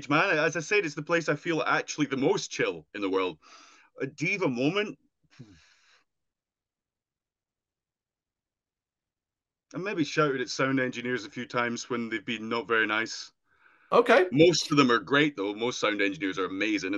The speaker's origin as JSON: {"language": "English", "area": "Dumfries and Galloway", "region": "Scotland", "country": "United Kingdom", "tie": "born or raised there", "said": "growing up in Dumfries and Galloway"}